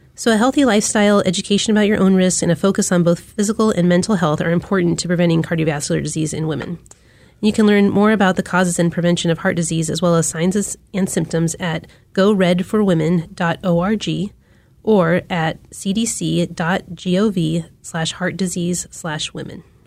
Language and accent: English; Wichita, Kansas, United States; also born or lived in Charleston, South Carolina; now in Kansas City, United States; I grew up in Wichita, Kansas